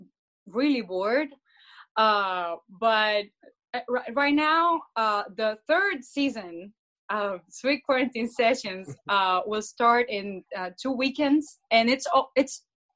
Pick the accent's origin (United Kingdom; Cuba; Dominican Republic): Cuba; moved away; And we came together from Cuba 3 years ago, and like a year and a half ago, we got this house together